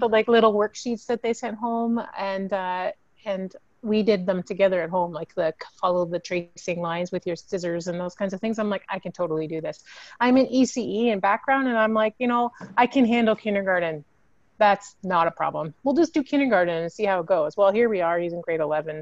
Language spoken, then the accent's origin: English; Canada; as Canadians, we have this really interesting melange of like different measurements